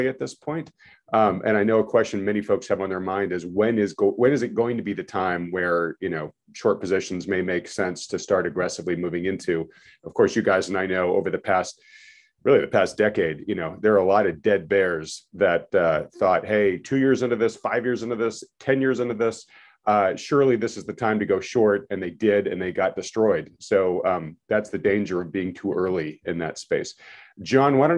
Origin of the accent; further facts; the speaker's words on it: New England, United States; We're all from New England